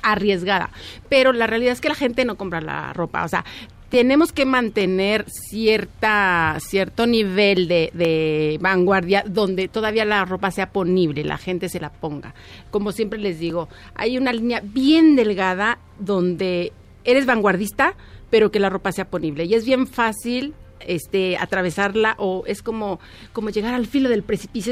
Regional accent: Mexico; como diseñadora mexicana

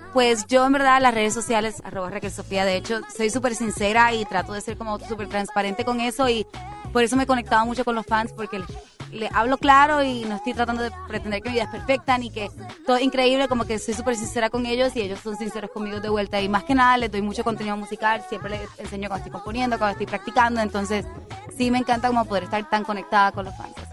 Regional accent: Puerto Rico; moved away as an adult; now in Mexico; soy de Puerto Rico, pero llevo dos años, casi dos años viviendo en México

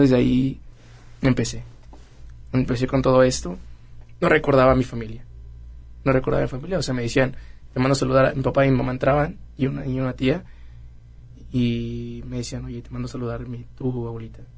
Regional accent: Querétaro, Mexico; Nací en Querétaro.

